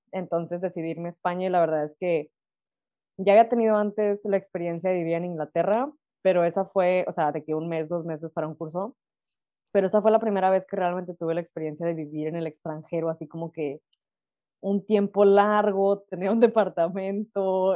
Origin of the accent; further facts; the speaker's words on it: Monterrey, Nuevo León, Mexico; now in Lüneburg, Germany; somos regias